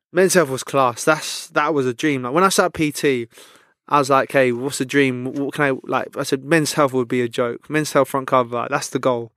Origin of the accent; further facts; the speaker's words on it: London, United Kingdom; I'm from West London, so a lot of my mates are Chelsea.